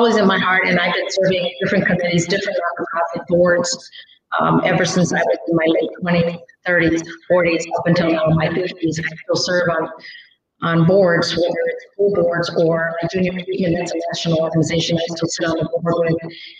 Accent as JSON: {"language": "English", "country": "Mexico", "tie": "born there", "said": "some people don't know I'm Hispanic, and I was born in Mexico."}